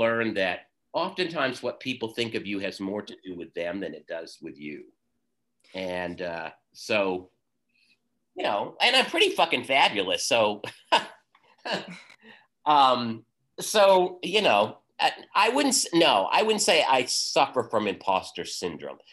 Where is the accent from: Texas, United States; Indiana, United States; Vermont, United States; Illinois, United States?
Vermont, United States; also born or lived in Boston; I was born and raised in Vermont, and I'm currently living in Vermont in the town that I grew up